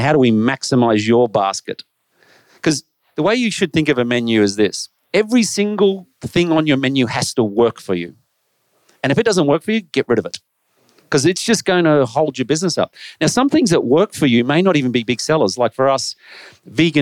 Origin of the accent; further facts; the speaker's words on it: Australia; I'm Australian